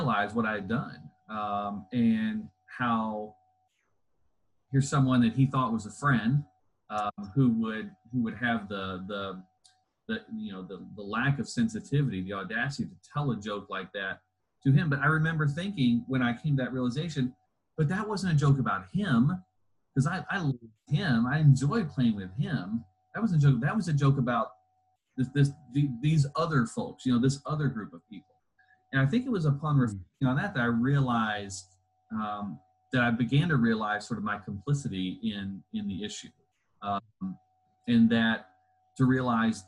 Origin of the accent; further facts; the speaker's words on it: Louisville, Kentucky, United States; also born or lived in Southern Indiana; I grew up in the Louisville area, sort of flitted back and forth between Southern Indiana and Louisville